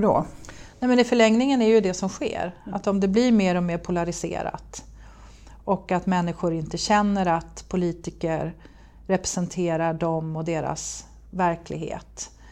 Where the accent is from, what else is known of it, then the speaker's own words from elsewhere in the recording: Gävle, Gävleborg County, Sweden; also born or lived in United States; Gävle kommun, Gävleborgs kommun som jag kommer ifrån